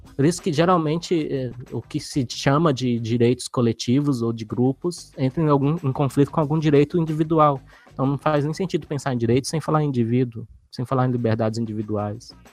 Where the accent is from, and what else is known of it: Brazil